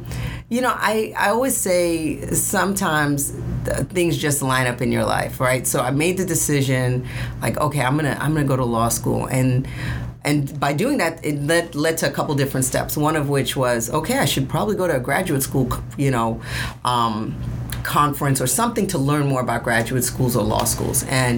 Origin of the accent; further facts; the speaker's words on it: New York City, New York, United States; I'm from Brooklyn.